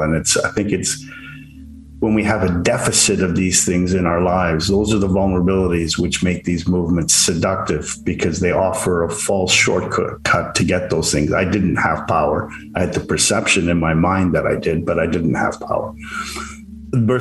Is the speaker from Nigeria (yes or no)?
no; Canada; now in Vancouver, Canada; I'm a Canadian living in Vancouver, British Columbia, and my ethnicity is English-Irish.